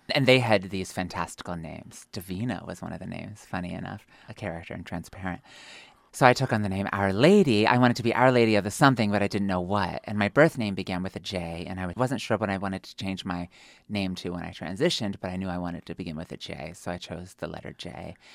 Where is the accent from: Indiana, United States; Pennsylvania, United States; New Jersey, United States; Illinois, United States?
Pennsylvania, United States; moved away; also born or lived in New York / Dallas / Oklahoma City / Michigan; I come from Pennsylvania. I am a hillbilly. I was raised in an Amish village of 200 people